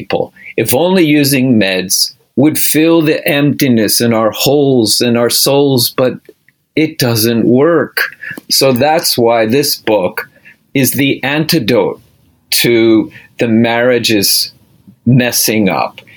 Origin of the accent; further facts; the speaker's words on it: outside of Philadelphia, Pennsylvania, United States; I grew up outside of Philadelphia, Jewish family